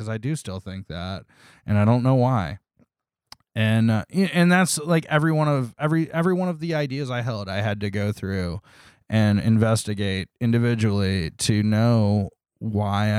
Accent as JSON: {"language": "English", "town": "Toledo", "region": "Ohio", "country": "United States", "tie": "born or raised there", "also_born_or_lived": "Columbus, Ohio", "said": "I grew up in Toledo, Ohio."}